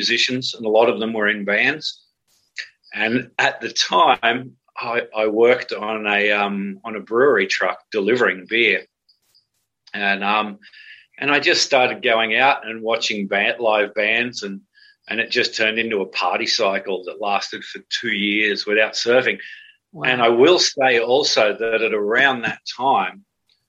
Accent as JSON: {"language": "English", "town": "Cronulla", "region": "New South Wales", "country": "Australia", "tie": "born or raised there", "said": "the main street of my hometown, Cronulla"}